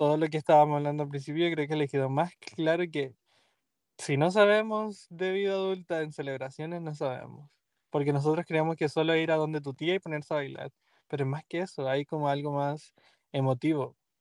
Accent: Chile; now in Boston, United States; soy chileno

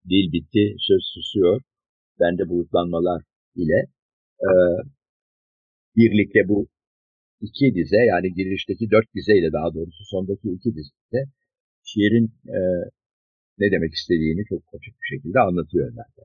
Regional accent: Turkey; Çünkü biz Akdeniz ülkesiyiz. Burası bir Akdeniz ülkesi.

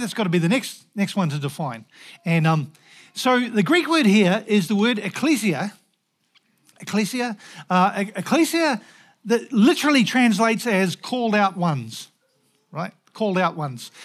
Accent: New Zealand; moved away; also born or lived in Scotland; as a Kiwi

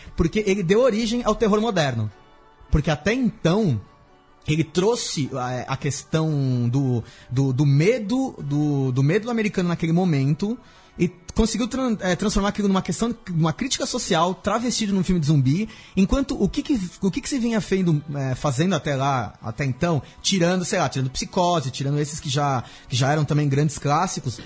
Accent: Brazil; a gente é brasileiro

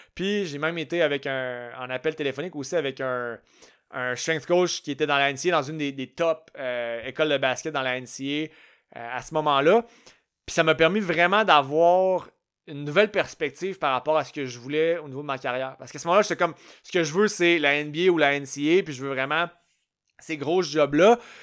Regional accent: Canada; je suis canadien, je suis pas né dans le bon pays

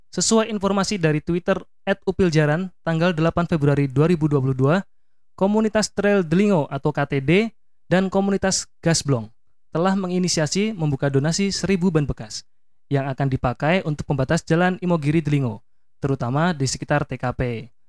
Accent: Yogyakarta, Special Region of Yogyakarta, Indonesia; Penangkapannya di Kabupaten Bantul ini cukup mengagetkan ya bagi saya warga Jogja.

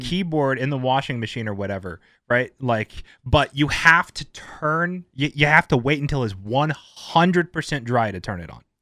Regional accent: United States; as an American

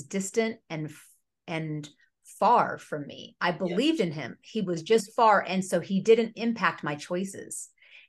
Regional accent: near Sacramento, California, United States; also born or lived in Bay Area, California; we moved from the Bay Area near San Francisco up near Sacramento when I was 10.

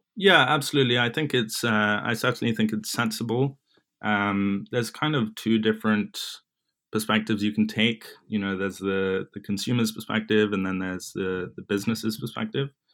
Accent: London, United Kingdom; moved away as an adult; now in New York, United States; I was born and raised in London, in England, that is

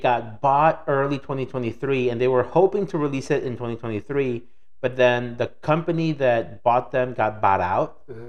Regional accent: Mexico City, Mexico; moved away; also born or lived in Michoacán; growing up in Mexico, so Mexico City is very much like here.

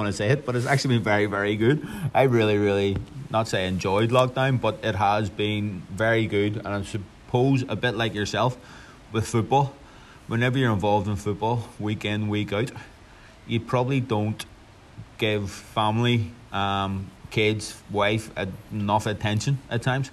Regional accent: Belfast, Northern Ireland, United Kingdom; also born or lived in Bangor; I grew up, we grew up actually in Belfast, in sort of Glengormley direction, until I was 11

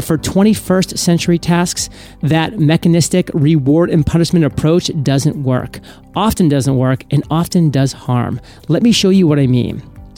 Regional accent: Washington, District of Columbia, United States; I'm an American. I don't believe in philosophy. This is a fact, or as we say in my hometown of Washington, D.C., a true fact.

